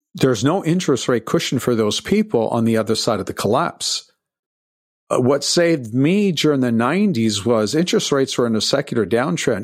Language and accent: English; Toronto, Ontario, Canada; I'm from Toronto, and, uh, I was working a, as a busboy in nineteen seventy-six as a teenager